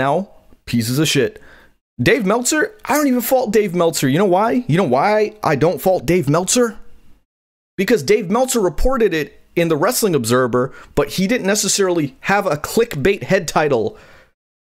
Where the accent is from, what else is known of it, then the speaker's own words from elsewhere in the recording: Guyana; I'm Guyanese. I'm West Indian.